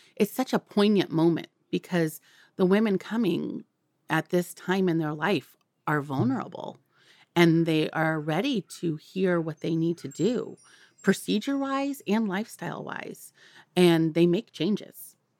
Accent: Santa Cruz, California, United States; I, um, was born and raised in Santa Cruz, California

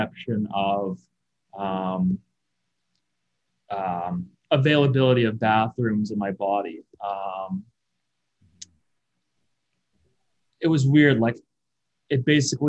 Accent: Kelowna, British Columbia, Canada; I was born and raised in Kelowna

